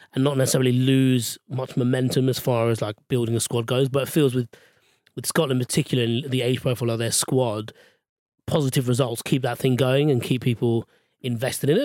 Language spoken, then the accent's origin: English; Australia; I, I've never had to prove my Austra-, Australianiness to anyone